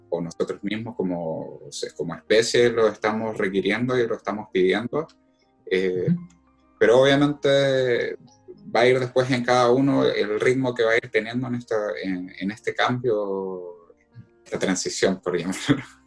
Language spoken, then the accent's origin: Spanish; Concepción, Biobío, Chile; de Concepción